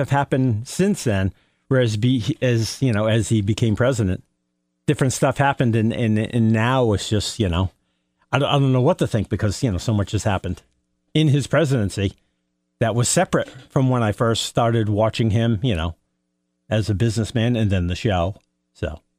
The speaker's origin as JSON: {"language": "English", "town": "Norwich", "region": "East of England", "country": "United Kingdom", "tie": "born or raised there", "also_born_or_lived": "Canterbury", "said": "Born and bred in Norwich."}